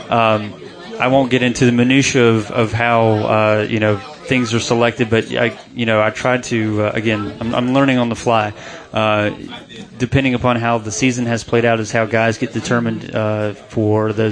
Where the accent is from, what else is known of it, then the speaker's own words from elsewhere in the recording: North Carolina, United States; I'm born and raised in North Carolina, so wrestling is not really in my blood.